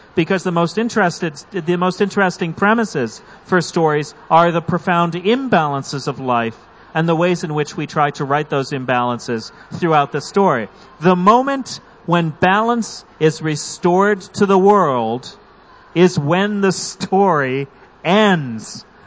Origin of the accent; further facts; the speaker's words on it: United States; speaking as an American, as a North American reader